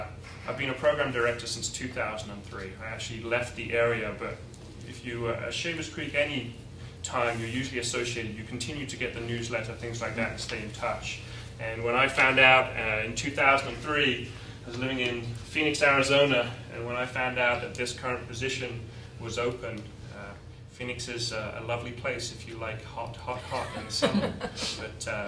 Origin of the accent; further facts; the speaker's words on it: England, United Kingdom; moved away as an adult; now in United States; I'm English